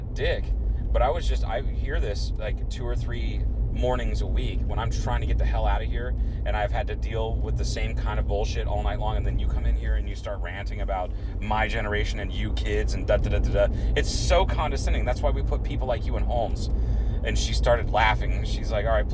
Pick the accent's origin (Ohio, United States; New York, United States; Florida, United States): Ohio, United States; Troy; my hometown, Troy, Ohio